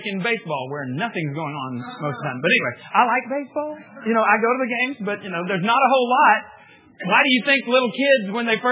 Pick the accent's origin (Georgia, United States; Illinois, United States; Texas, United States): Texas, United States; the Panhandle of; I grew up in the Panhandle of Texas